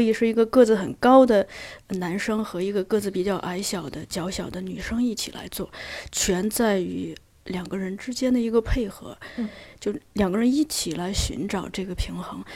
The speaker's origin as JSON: {"language": "Chinese", "town": "Datong", "region": "Shanxi", "country": "China", "tie": "born or raised there", "moved": "yes", "said": "我的老家大同有一个作家，本地的作家"}